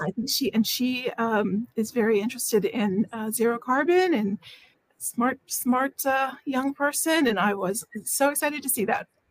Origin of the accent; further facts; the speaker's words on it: Washington, District of Columbia, United States; I live in the Washington, D.C. area. I was born in Washington, D.C., so I've been here for most of my life